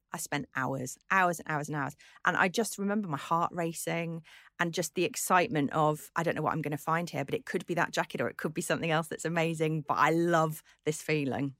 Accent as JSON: {"language": "English", "town": "Birkenhead", "region": "North West England", "country": "United Kingdom", "tie": "born or raised there", "said": "I grew up on the Wirral, not that far from where you grew up."}